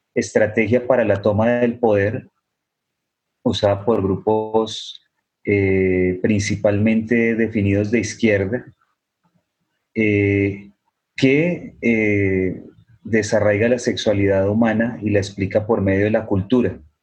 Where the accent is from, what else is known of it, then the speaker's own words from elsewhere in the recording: Colombia; soy de Colombia